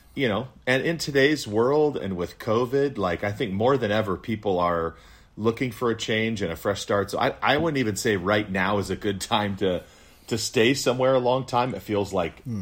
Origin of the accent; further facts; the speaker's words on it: Wisconsin, United States; I was born in Wisconsin